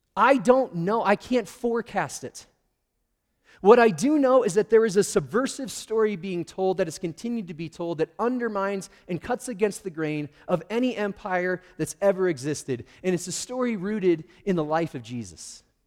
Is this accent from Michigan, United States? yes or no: yes; Michigan, United States; also born or lived in Schroon Lake, New York; we moved from New York to Michigan